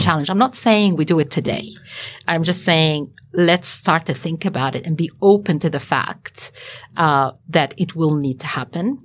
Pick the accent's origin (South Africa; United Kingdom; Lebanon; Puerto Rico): Lebanon; also born or lived in Sydney, Australia; now in Australia; the way I was brought up as well in Lebanon